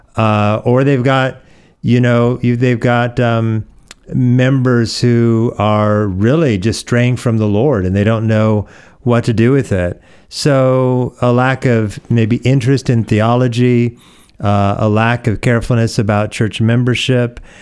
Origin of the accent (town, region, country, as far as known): Oregon, United States; born or raised there; moved away; also born or lived in Hawaii